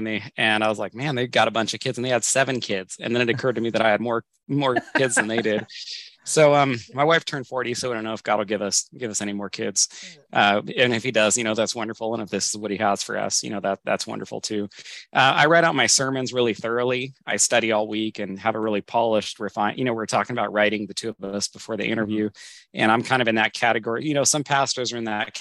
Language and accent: English; Northern California, United States; moved away as an adult; also born or lived in Southwest Washington; now in Washington, United States; My wife and I grew up together in Northern California.